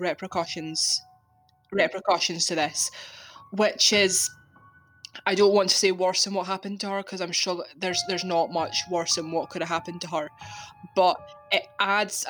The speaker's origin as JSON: {"language": "English", "region": "Scotland", "country": "United Kingdom", "said": "I'm Scottish. I live in Scotland"}